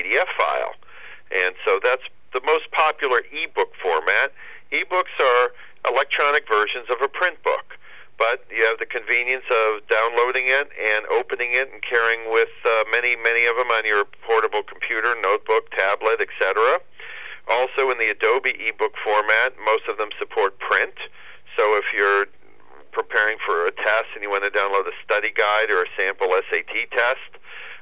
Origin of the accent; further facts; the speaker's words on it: Cleveland, Ohio, United States; I'm born and raised and proud of my hometown